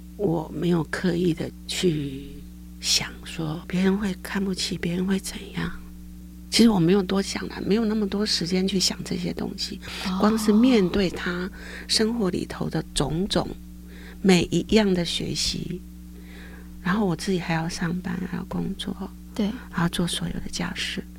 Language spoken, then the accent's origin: Chinese; Caotun, Nantou County, Taiwan; moved away as an adult; now in Taoyuan, Taiwan; 我到家乡在南投草屯，是一个乡下，我父亲是种田的。因为家里很穷，所以后来呢，我就选择去念师专